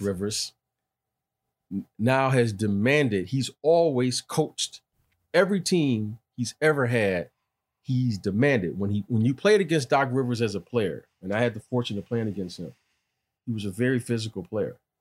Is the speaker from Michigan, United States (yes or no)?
yes; Detroit, Michigan, United States; my growing up in Detroit